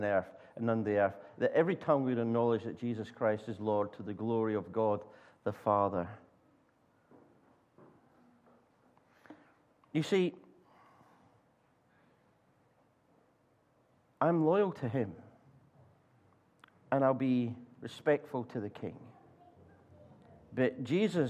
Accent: Scotland, United Kingdom; I'm Scottish

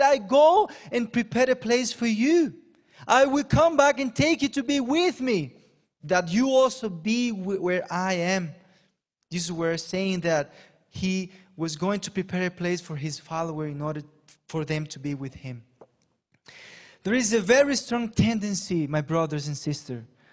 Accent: Panama; also born or lived in England; now in Brazil; I question my Panamanian citizenship

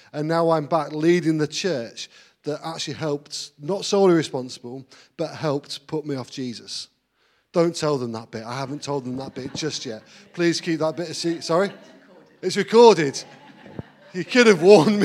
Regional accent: Grantham, East Midlands, United Kingdom; moved away as an adult; also born or lived in Manchester / Blackburn; now in Grantham, United Kingdom; I was actually brought up in Grantham. Uh, I lived there for 19 years, but at the age of 19, I moved away to Manchester

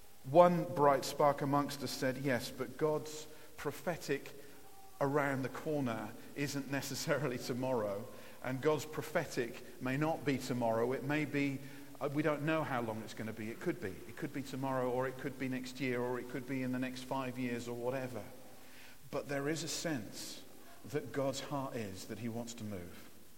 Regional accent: Nigeria; also born or lived in Lowestoft, England; I grew up in Africa. I was born in Lowestoft and went out to Nigeria when I was about 3 years old and spent 23 years growing up in Africa.

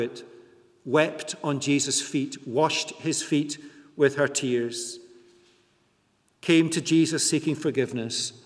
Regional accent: United Kingdom; we're British

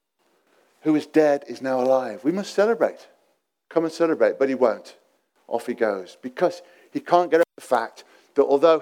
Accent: England, United Kingdom; being English

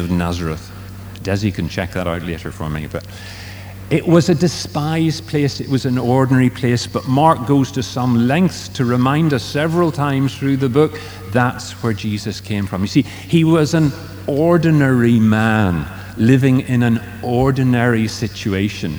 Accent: Strabane, Northern Ireland, United Kingdom; moved away; I was born in Strabane.

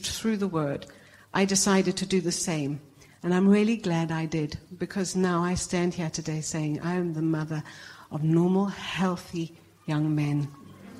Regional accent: South Africa; moved away; I'm originally South African.

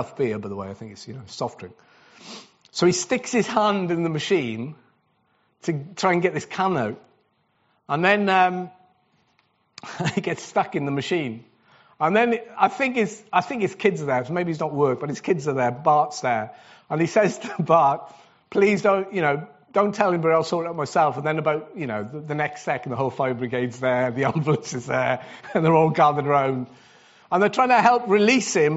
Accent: Wales, United Kingdom; I'm Welsh

